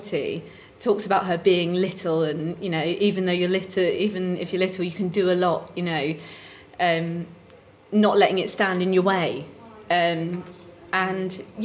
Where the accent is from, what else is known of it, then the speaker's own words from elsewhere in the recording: Romford, London, United Kingdom; in Essex, in Romford